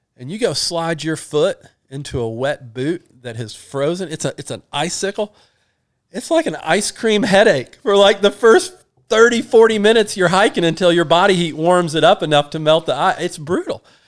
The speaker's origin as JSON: {"language": "English", "region": "North Georgia", "country": "United States", "said": "we're from North Georgia"}